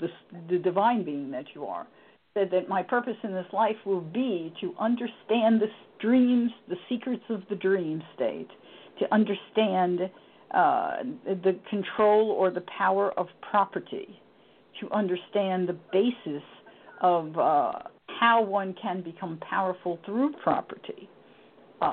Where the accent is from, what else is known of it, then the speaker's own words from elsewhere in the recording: Yonkers, New York, United States; Yonkers. I was born in Yonkers.